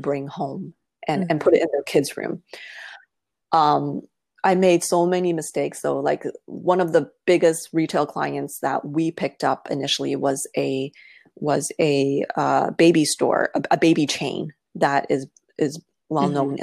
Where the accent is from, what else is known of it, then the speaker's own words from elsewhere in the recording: Toronto, Ontario, Canada; I was born and raised in Toronto